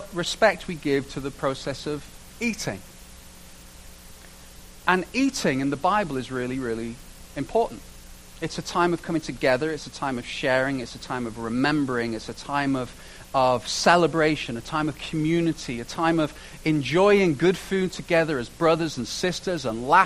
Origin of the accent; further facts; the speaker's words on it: United Kingdom; now in Canada; I say this as a British person